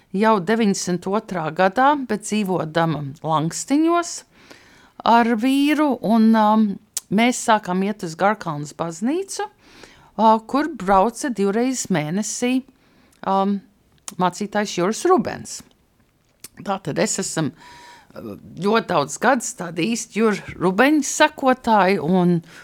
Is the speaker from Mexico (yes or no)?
no; New York, United States; moved away as an adult; also born or lived in New Jersey / California; now in Latvia; es uzaugu gan Ņujorkā, gan Pārdaugavā saucamā Ņūdžersijā